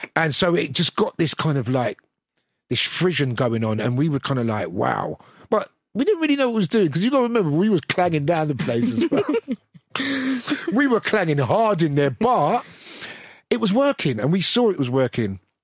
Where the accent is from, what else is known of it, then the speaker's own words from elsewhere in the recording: London, United Kingdom; growing up in Brixton